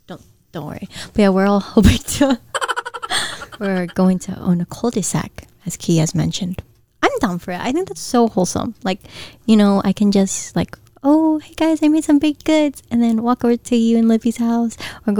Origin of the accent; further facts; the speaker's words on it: Guam; accent: Guamanian Filipino; It's my Guamanian Filipino accent.